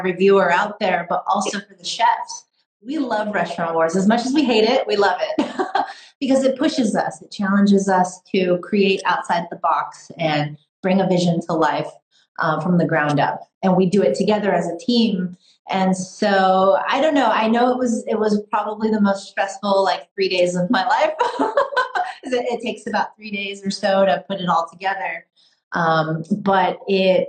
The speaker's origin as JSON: {"language": "English", "region": "California", "country": "United States", "said": "who I am as a Chinese American, as a Michelin trained chef, as a Californian chef"}